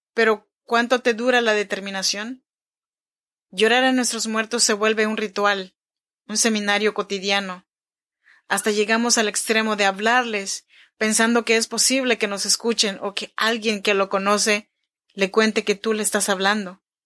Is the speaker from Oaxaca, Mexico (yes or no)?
yes; Chinantla region, Oaxaca, Mexico; now in Sacramento, United States; Yo soy mexicana, oaxaqueña, de la región chinanteca. Te saludo desde Sacramento, California